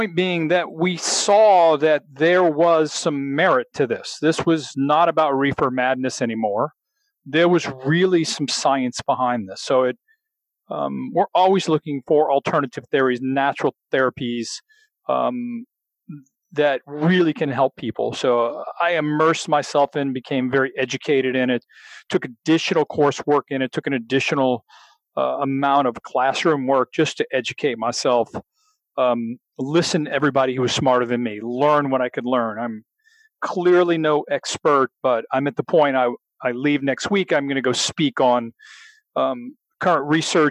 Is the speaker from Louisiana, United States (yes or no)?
yes; Louisiana, United States; I'm a real Southern boy. I'm from Louisiana.